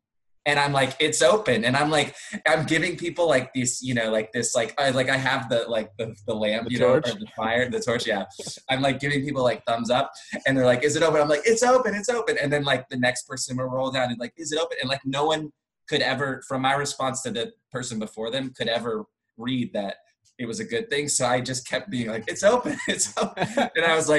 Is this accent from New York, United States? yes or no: no; California, United States; okay, yeah, I'm I am a Californian.